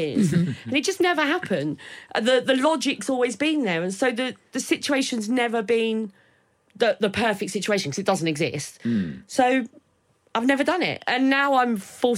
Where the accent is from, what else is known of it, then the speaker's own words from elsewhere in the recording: Maidstone, South East England, United Kingdom; also born or lived in Sidcup; I was born in Sidcup, so I sort of started that in, but then moved to, Maidstone